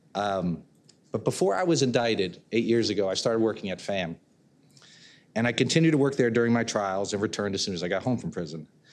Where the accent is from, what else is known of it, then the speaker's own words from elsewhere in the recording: Connecticut, United States; I'm from Connecticut